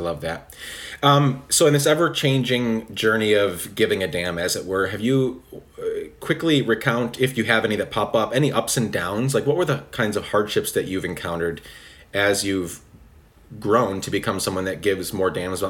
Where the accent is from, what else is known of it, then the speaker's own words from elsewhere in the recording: Guatemala; also born or lived in United States; I grew up in Guatemala, so I was born in America. But I always say, whenever people ask me, you know, what I am, who I am, I tell them Guatemalan